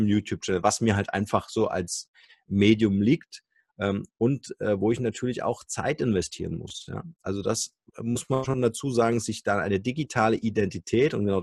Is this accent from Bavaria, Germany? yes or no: yes; Munich, Bavaria, Germany; kann ich als Münchner Arzt natürlich auch einem Hamburger Publikum oder Hamburger Internetnutzern mein Wissen anbieten.